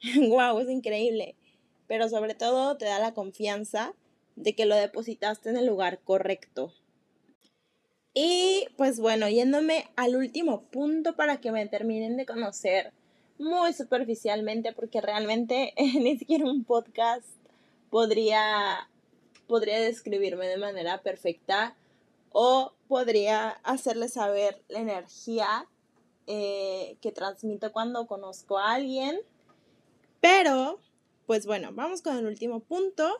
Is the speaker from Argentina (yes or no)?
no; Mexico; soy de México